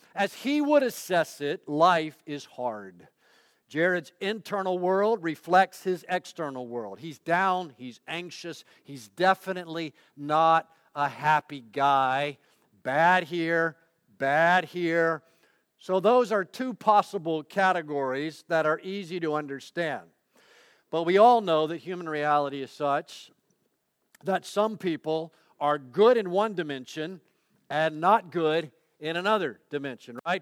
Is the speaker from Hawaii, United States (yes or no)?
no; Ocala, Florida, United States; moved away; also born or lived in Pittsburgh / Gainesville; Ocala, my hometown